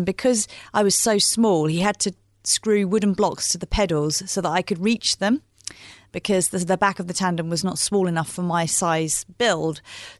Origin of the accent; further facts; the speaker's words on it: East of England, United Kingdom; It would be just around the country lanes of where I grew up in Bedfordshire, so through into Cambridgeshire and Hertfordshire